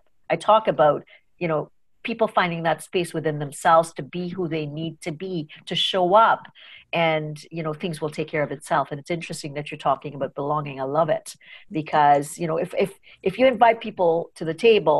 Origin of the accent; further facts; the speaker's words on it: Trinidad & Tobago; moved away as an adult; now in Canada; I grew up in Trinidad